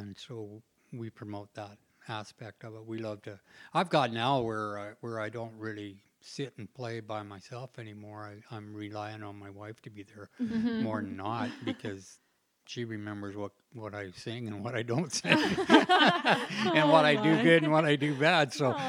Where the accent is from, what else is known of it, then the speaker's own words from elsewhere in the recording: West Coast, United States; I froze to death. You know, I was from the West Coast, remember, you know.